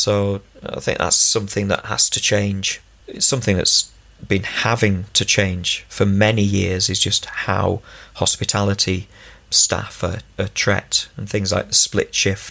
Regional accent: Ulverston, North West England, United Kingdom; also born or lived in Finland / China / Czech Republic; I grew up in Ulverston. I've lived all around Cumbria

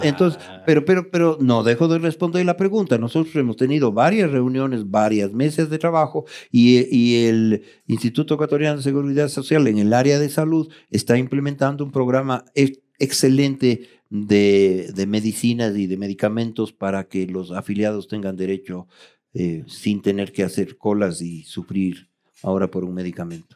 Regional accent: Ecuador

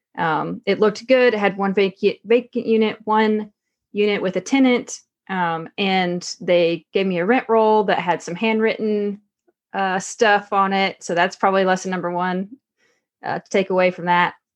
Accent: Texarkana, Arkansas, United States; moved away as an adult; also born or lived in Nebraska; I came from Texarkana, Arkansas originally

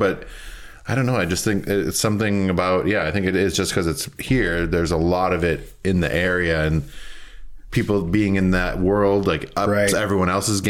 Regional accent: Minneapolis, Minnesota, United States; now in Portland, United States; I was recently back in Minneapolis, kind of my hometown

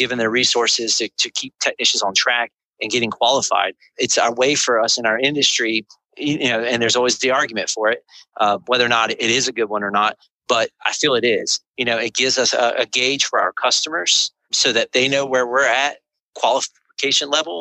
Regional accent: the South, United States; I grew up in the South where, you know, everybody, you know, went to work for their grandfather's garage

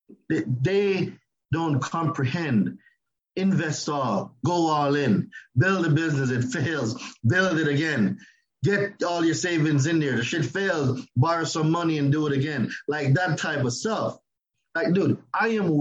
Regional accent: Jamaica; moved away as an adult; now in United States; I'm Jamaican. I've only been living in the United States going 12 years now.

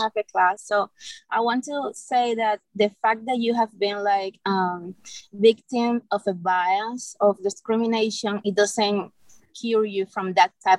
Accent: Cuba; moved away as an adult; I'm from Cuba, and I grew up 31 years in a country where you have like one single like truth

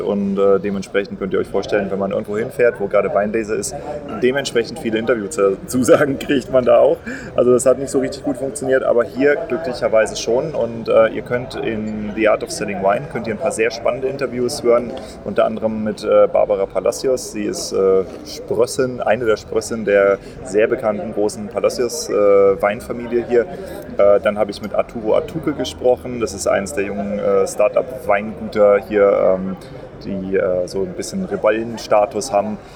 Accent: Germany; bei uns in Deutschland

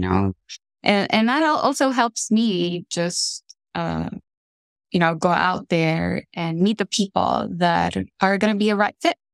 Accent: Tegucigalpa, Francisco Morazán, Honduras; moved away as an adult; also born or lived in Pittsburgh, United States; now in Minnesota, United States; born and raised in Honduras

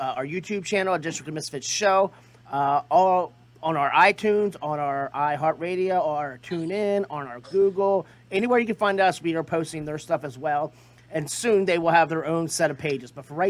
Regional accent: Delaware, United States; I'm from Delaware.

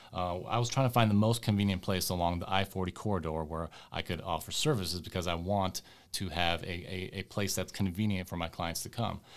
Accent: West Coast, United States; my folks, uh, immigrated from the former Yugoslavia, and so I, I grew up over here in the West Coast

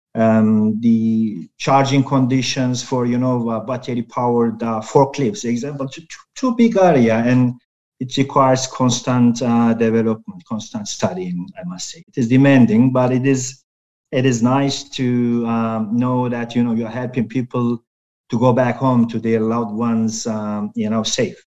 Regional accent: Turkey; I'm from Turkey

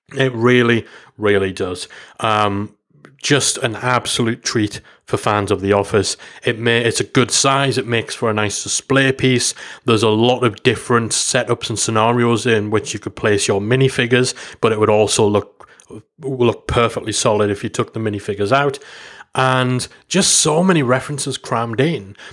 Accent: England, United Kingdom; I'm from England

